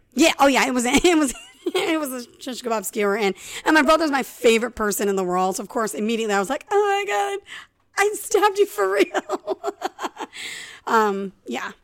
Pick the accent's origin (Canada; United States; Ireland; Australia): Ireland; I'm Irish